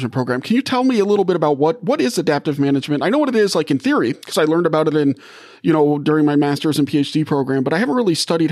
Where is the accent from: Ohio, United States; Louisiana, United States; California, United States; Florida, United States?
Louisiana, United States; New Orleans; now in Michigan, United States; I grew up in New Orleans